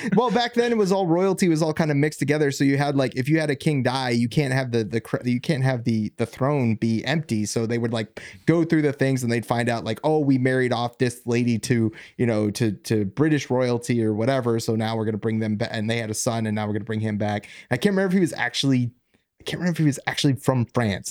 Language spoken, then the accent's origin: English; Virginia, United States; I'm from Virginia